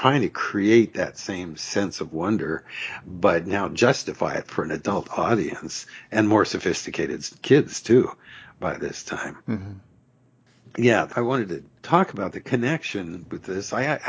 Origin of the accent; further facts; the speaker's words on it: Petaluma, California, United States; a little bit of it was shot in my hometown of Petaluma, California.